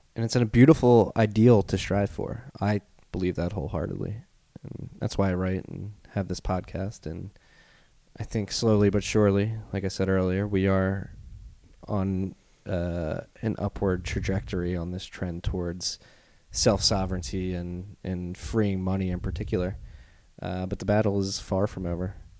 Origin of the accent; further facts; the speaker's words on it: Philadelphia, Pennsylvania, United States; accent: Philly; I got my Philly accent.